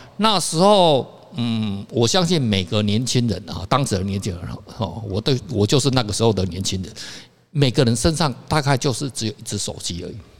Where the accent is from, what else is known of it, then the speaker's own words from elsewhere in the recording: Kaohsiung, Taiwan; now in Taipei, Taiwan; 我老家在高雄嘛